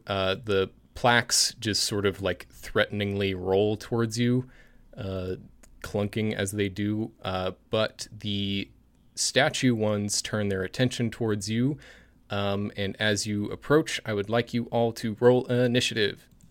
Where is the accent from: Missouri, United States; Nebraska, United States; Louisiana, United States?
Missouri, United States; Springfield; my hometown of Springfield